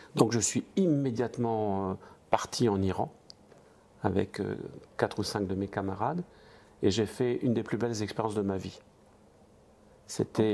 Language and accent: French; the east of France, France; je viens de, de l'Est de la France. Je suis euh, né dans une famille de 11 frères et sœurs, de parents immigrés